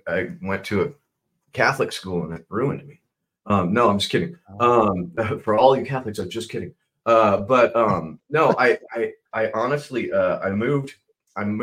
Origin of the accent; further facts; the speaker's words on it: West Coast, United States; also born or lived in Chicago, United States / Minnesota, United States / Seattle, United States; I was born in Chicago and then quickly moved to Minnesota. And I did first three years of school in Minnesota, so third grade. And then I moved out to the West Coast, and I've been on the West Coast pretty much ever since